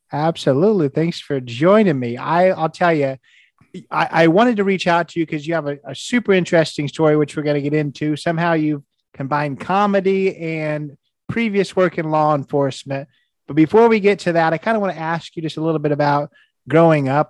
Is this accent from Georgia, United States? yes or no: no; Indiana, United States; I'm from Indiana.